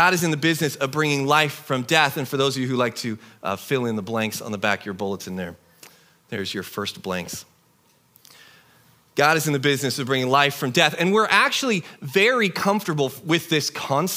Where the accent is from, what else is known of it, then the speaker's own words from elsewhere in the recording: Tri-Cities, Eastern Washington, United States; moved away; I grew up in the Tri-Cities in Eastern Washington